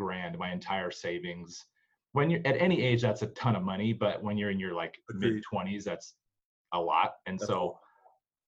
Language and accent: English; Bay Area, California, United States; moved away as an adult; now in Utah, United States; I came out here from California 18 years ago. I was born in the Bay Area.